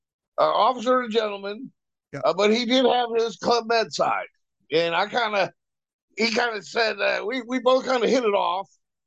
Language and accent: English; New York City, New York, United States; moved away; also born or lived in Baltimore, Maryland; I'm from, you know, New York City. And I said, via Baltimore, Maryland.